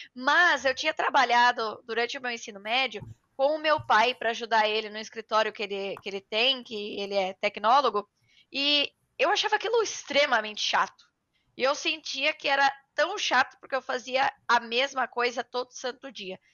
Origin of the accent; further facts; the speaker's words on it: Itu, São Paulo, Brazil; eu venho é, de Itu, no interior de São Paulo